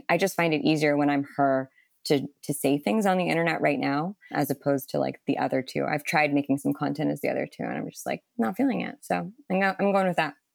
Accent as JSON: {"language": "English", "country": "Canada", "said": "as a Canadian"}